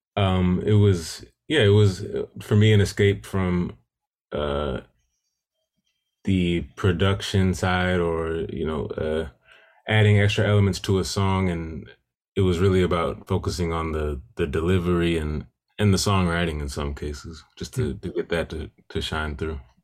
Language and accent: English; Milwaukee, Wisconsin, United States; growing up in Milwaukee